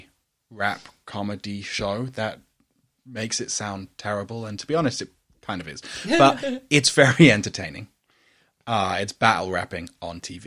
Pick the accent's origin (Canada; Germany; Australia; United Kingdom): United Kingdom; accent: British; my lovely British accent